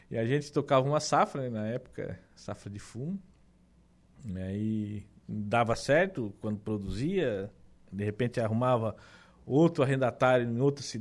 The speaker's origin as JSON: {"language": "Portuguese", "town": "Meleiro", "region": "Santa Catarina", "country": "Brazil", "tie": "born or raised there", "said": "É, é, Lucas, eu era natural de Meleiro, né? Ah, é? Natural de Meleiro, lá. Nasci em Meleiro."}